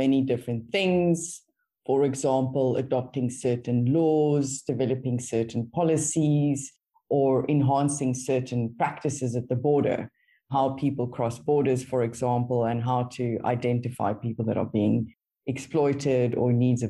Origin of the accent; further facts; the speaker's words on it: Stellenbosch, Western Cape, South Africa; now in Cape Town, South Africa; I am based in Cape Town in South Africa. I am South Africa. Grew up in Stellenbosch.